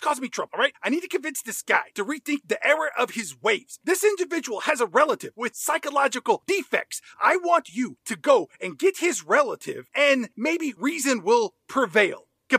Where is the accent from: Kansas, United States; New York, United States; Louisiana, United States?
New York, United States; I say things like ratted out because I'm from New York. Forget about it.